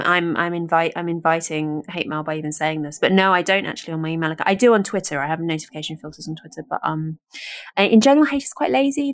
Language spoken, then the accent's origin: English; United Kingdom; being British